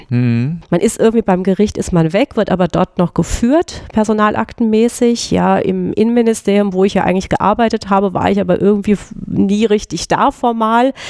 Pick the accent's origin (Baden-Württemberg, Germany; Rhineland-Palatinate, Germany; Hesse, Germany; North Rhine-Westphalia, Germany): Hesse, Germany; Groß-Gerau; ich komme aus, aus der Gegend, genau, aus Groß-Gero eigentlich.